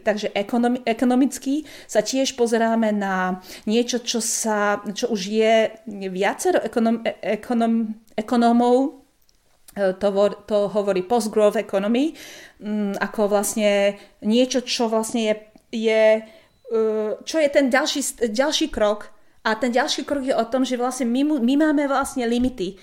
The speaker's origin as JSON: {"language": "Slovak", "country": "Slovakia", "moved": "yes", "said": "keďže som zo Slovenska pôvodne"}